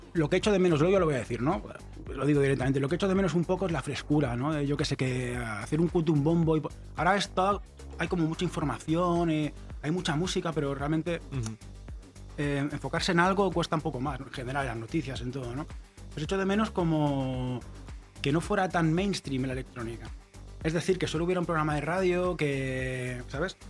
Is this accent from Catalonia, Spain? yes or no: yes; Barcelona, Catalonia, Spain; yo soy de Barcelona